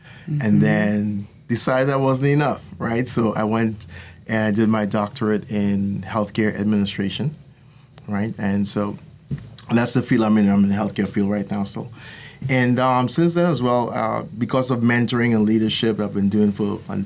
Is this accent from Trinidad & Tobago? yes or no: yes; Trinidad & Tobago; moved away as an adult; also born or lived in New Jersey / Florida; now in United States; I was born in New Jersey, like I said in the past, and I grew up in the island of Trinidad. And but I came over here when I was 20 and went to USF